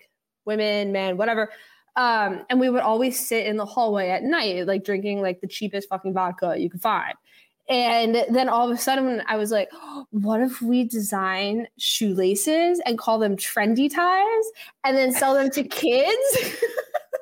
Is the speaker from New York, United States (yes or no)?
yes; New York City, New York, United States; I grew up in the West Village with my dad.